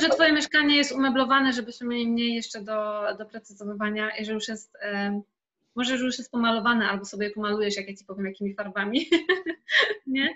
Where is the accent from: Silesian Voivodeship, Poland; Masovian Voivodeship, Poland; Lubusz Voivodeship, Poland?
Lubusz Voivodeship, Poland; Zielona Góra; now in Kraków, Poland; mieszkam w Krakowie, pochodzę z Zielonej Góry